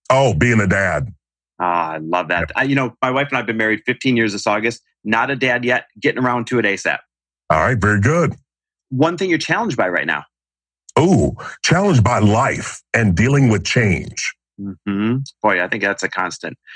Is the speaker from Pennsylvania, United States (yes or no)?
no; Kentucky, United States; now in Franklin, United States; Where'd you grow up? Uh, Kentucky. And where do you live now? Uh, Franklin, Tennessee